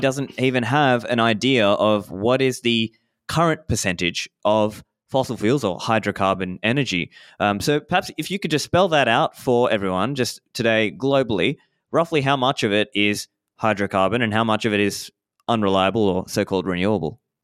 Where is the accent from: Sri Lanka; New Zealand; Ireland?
Sri Lanka; I was born in Sri Lanka